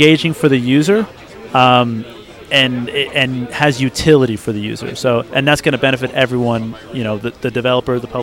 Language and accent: English; Texas, United States; moved away; I was originally from Texas